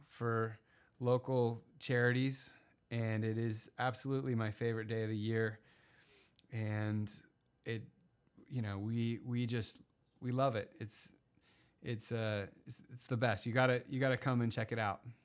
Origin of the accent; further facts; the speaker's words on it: Encinitas, California, United States; My hometown of Encinitas, Cardiff